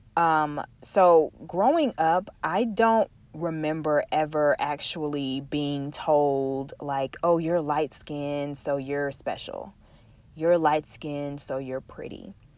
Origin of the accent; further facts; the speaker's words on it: Texas, United States; We are from the South, um, from Texas, to be exact